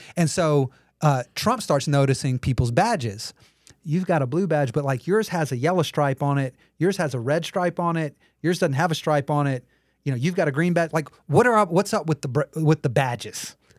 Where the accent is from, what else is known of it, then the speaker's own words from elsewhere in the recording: South Alabama, United States; moved away; I'm a kid from South Alabama